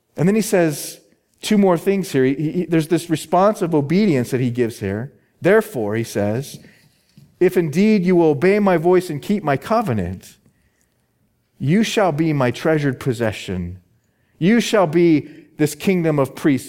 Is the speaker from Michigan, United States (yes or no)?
no; Phoenix, Arizona, United States; my hometown is Phoenix, Arizona